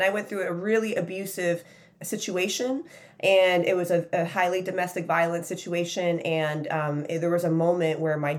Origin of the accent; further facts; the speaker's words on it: Chicago, Illinois, United States; When I grew up, I grew up in Chicago